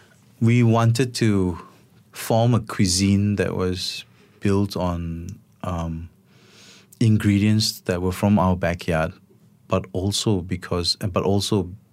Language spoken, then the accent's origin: English; Selangor, Malaysia; I grew up in Sea Park, and there was always like a rambutan tree, or there was like a small cherry tree or a guava tree.